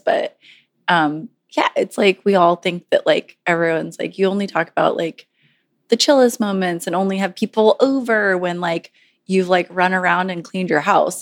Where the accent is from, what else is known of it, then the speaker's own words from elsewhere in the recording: Southern Virginia, United States; moved away; I'm from Southern Virginia